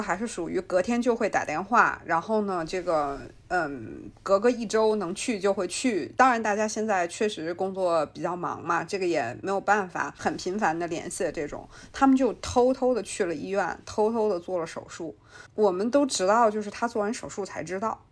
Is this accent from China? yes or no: yes; China; 我们中国人